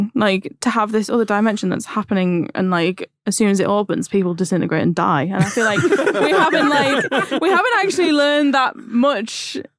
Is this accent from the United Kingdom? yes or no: yes; Middlesbrough, North East England, United Kingdom; accent: northern; I'm from Middlesbrough